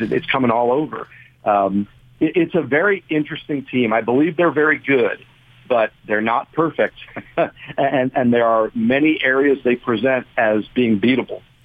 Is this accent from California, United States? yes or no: no; Bergen County, New Jersey, United States; moved away as an adult; now in Virginia, United States; I'm from up north in Bergen County, and I went to Rutgers. I started my career at Star Ledger in Newark. Uh, so yeah, oh. Jersey boy through and through.